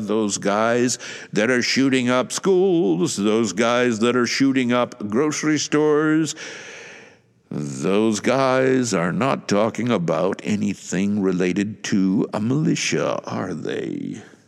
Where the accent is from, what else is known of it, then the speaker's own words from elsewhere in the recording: United States; moved away; I don't live in the U S A, but I am an American